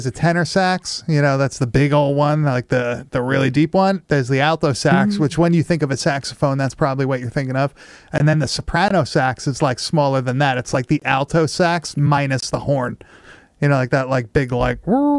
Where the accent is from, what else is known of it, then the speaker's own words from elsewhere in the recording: Long Island, New York, United States; Like growing up on Long Island